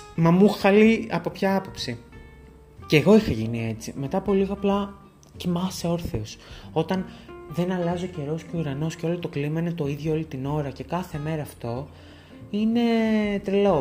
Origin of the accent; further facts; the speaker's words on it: Thessaloniki, Central Macedonia, Greece; moved away as an adult; also born or lived in Groningen, Netherlands; είχα πάει στην πόλη μου, είχα πάει Θεσσαλονίκη